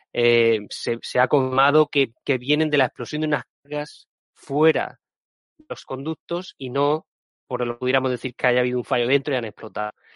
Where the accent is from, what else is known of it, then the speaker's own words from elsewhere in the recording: Region of Murcia, Spain; soy de Murcia